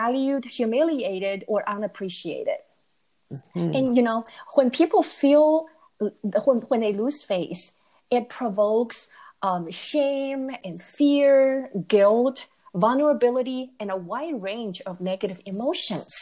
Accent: Taiwan; moved away as an adult; now in United States; I grew up in Taiwan and I came to the U.S. to go to graduate school

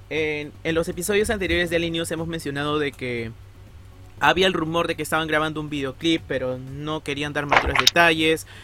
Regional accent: Peru; soy de Perú

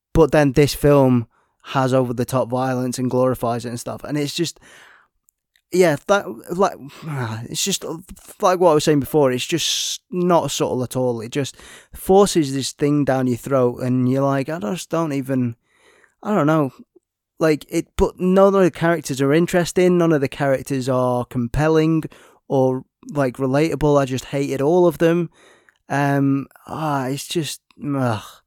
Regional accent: United Kingdom; We're British

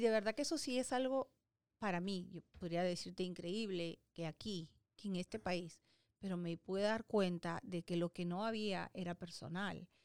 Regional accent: Peru; moved away as an adult; now in United States; en Perú, ¿no? en mi país

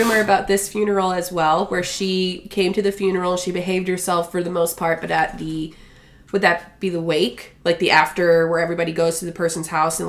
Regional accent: Edgewater, Florida, United States; my hometown of Edgewater, Florida

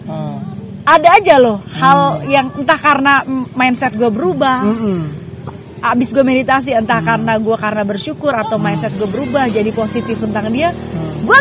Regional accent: North Sumatra, Indonesia; gue bersyukur gue bersyukur gue orang Batak

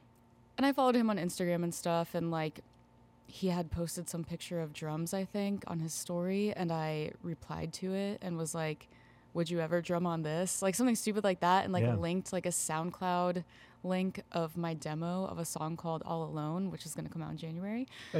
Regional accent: Tampa, Florida, United States; Yeah, I grew up in the Tampa Bay area as well.

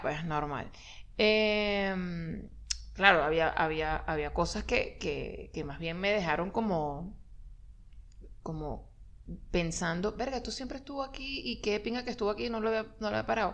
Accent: Maracay, Aragua, Venezuela; moved away; nosotros no somos de Caracas, fuimos a Maracay

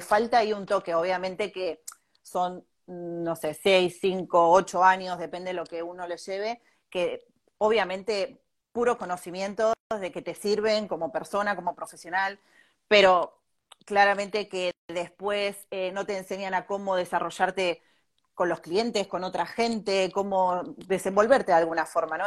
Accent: Bahía Blanca, Buenos Aires Province, Argentina; moved away as an adult; also born or lived in Mar del Plata; now in Spain; yo soy de Bahía Blanca

